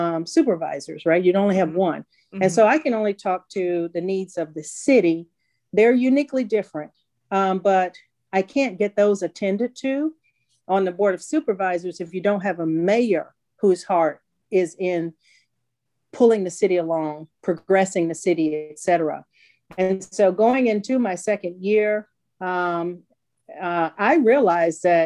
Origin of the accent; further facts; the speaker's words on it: Vicksburg, Mississippi, United States; And so Vicksburg is my hometown.